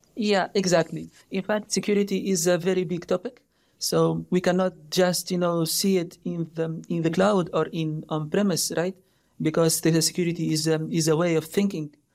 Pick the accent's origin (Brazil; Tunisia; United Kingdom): Tunisia; moved away as an adult; also born or lived in France; now in United States; I came from Tunisia